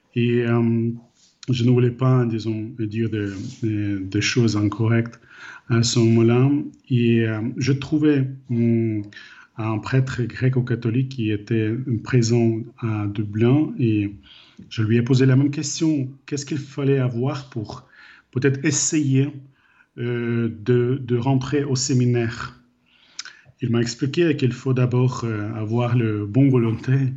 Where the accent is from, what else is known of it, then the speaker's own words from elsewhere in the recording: Ukraine; French is a second language; moved away as an adult; also born or lived in Ireland; j'ai grandi en Ukraine après le moment de perestroïka